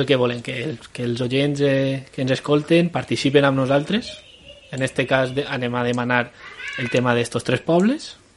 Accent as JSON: {"language": "Catalan", "town": "La Torre de les Maçanes", "region": "Valencian Community", "country": "Spain", "tie": "born or raised there", "moved": "yes", "lives_now": "Madrid, Spain", "said": "m'ha criat, criat a, eh, al poblet de la Torre de les Massanes"}